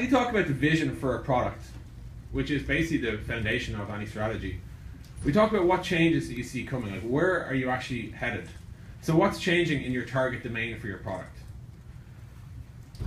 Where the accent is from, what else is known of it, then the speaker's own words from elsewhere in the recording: Ireland; The strange accent you're hearing is I'm from Ireland, which is about 8,300 miles away